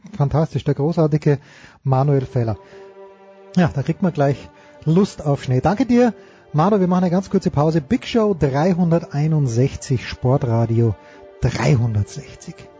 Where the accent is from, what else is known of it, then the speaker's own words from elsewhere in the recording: Austria; ich bin auch Österreicher